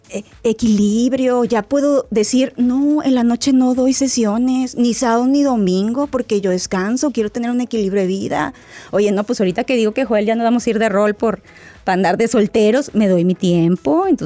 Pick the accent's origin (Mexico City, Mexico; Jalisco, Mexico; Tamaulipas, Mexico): Jalisco, Mexico; Guadalajara; now in Seattle, United States; Hola doctor, lo saluda … desde Seattle, Washington, pero soy de Guadalajara, Jalisco.